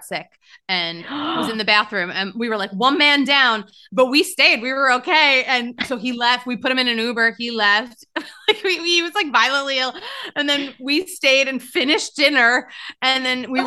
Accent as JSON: {"language": "English", "town": "Philadelphia", "region": "Pennsylvania", "country": "United States", "tie": "born or raised there", "moved": "yes", "lives_now": "New York City, United States", "said": "I grew up in Philadelphia"}